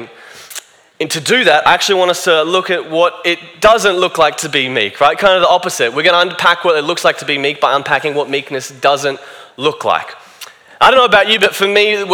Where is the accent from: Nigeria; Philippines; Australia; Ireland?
Australia; I'm Australian